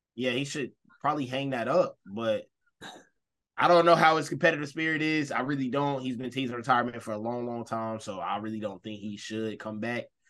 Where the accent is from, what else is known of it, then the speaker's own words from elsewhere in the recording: the South, United States; we're from the South